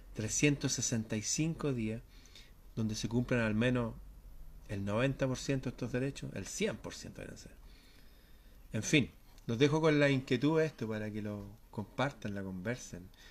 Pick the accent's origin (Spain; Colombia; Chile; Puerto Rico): Chile; en mi país